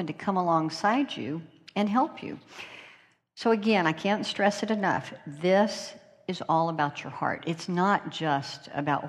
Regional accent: North Carolina, United States; accent: North Carolina; my North Carolina accent

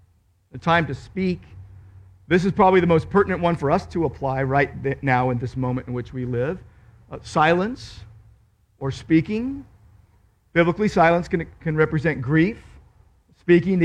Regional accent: Downey, California, United States; I grew up in Downey

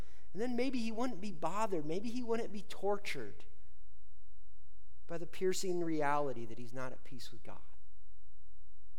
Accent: Indiana, United States; growing up in Indiana

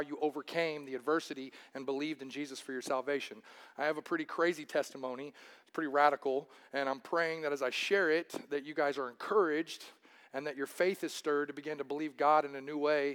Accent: Wichita, Kansas, United States; I was born here in Wichita, Kansas, lived here since I was a youth, and I grew up in South City

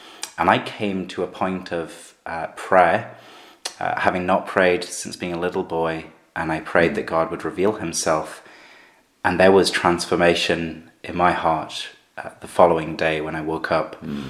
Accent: Gateshead, North East England, United Kingdom; also born or lived in Sunderland; I was born in Sunderland, where I'm now planting the church, brought up in Gateshead

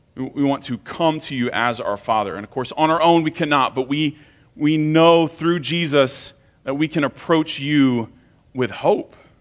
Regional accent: United States; especially as American Christians

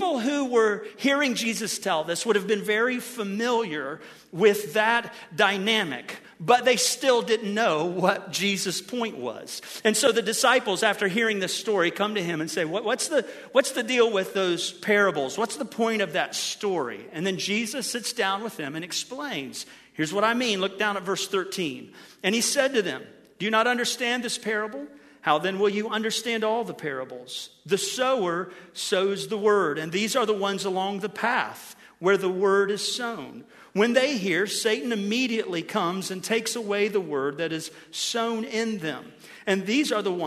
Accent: Ohio, United States; Since I'm from Ohio

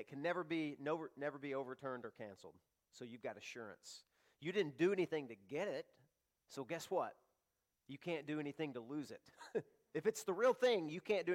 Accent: the South, United States; I grew up in the South, and there were little mom and pop shops everywhere

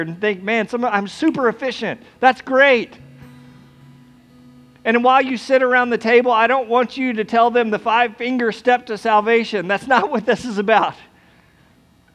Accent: United States; we're American

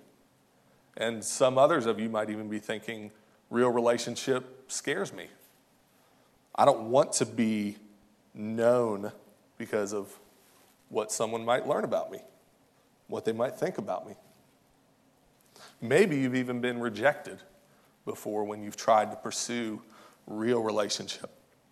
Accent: outside of Fort Knox, Kentucky, United States; moved away as an adult; now in St. Louis, United States; I was born and raised in Kentucky, outside of Fort Knox

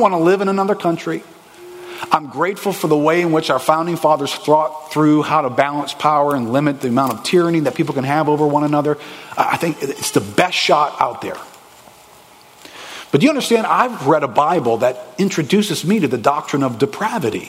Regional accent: United States; We grew up in America

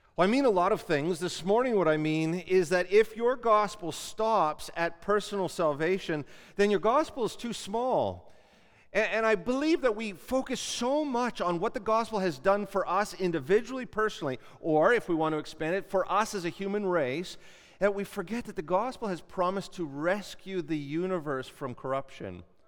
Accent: Canada; as Canadian Christians

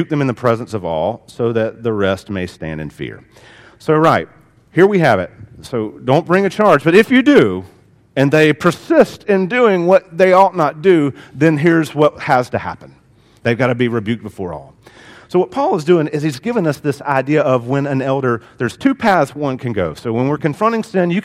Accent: the South, United States; I grew up in the South, and in the South, it is a shame and honor culture

